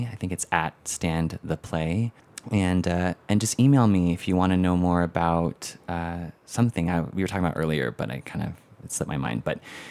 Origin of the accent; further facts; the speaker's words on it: Philippines; That is my middle name by default of being Filipino.